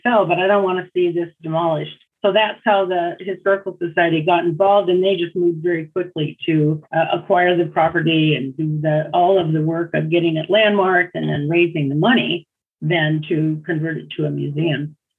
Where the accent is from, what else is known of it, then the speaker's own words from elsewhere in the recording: Seattle, Washington, United States; also born or lived in Ballard, Seattle; my home and where I grew up was here on Alki